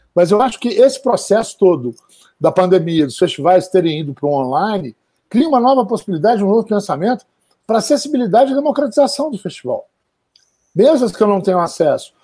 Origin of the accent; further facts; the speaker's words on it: Minas Gerais, Brazil; eu que sou de Minas Gerais